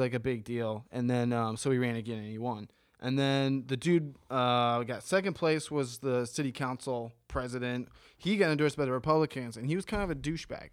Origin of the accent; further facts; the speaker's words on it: Bexley, Ohio, United States; moved away as an adult; also born or lived in Bahamas; born and raised in Ohio